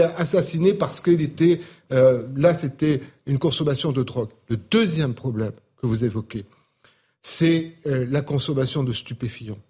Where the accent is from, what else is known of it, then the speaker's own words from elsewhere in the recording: Marseille, Provence-Alpes-Côte d'Azur, France; je suis Marseillais comme Karim